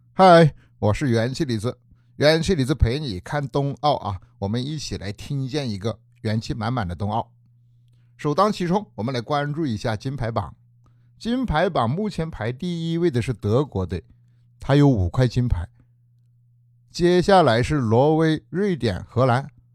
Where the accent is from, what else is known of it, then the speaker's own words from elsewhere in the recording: China; 不仅给我们中国人在滑雪运动这个领域里提供了一个历史考证的依据